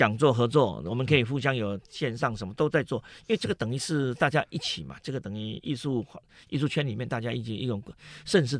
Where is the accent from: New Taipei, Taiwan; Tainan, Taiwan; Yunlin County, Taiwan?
Tainan, Taiwan; now in Taipei, Taiwan; 我台南人，我台南人，我回不去啊，我这一直在台北啊，